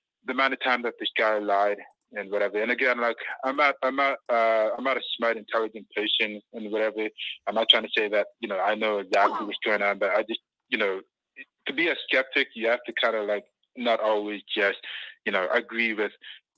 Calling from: Canada; I'm calling from Canada.

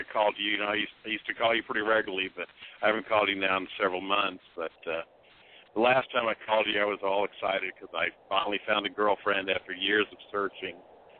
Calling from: Indianapolis, Indiana, United States; Yeah, this is fall in Indianapolis. I haven't called in several months. 53 years old.

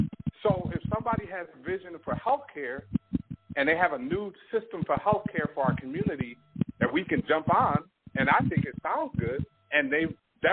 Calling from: Toronto, Ontario, Canada

